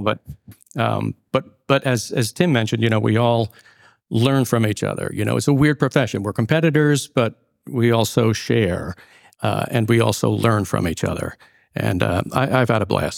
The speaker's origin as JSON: {"language": "English", "town": "Syosset", "region": "New York", "country": "United States", "tie": "born or raised there", "said": "I grew up in Syosset in the early seventies"}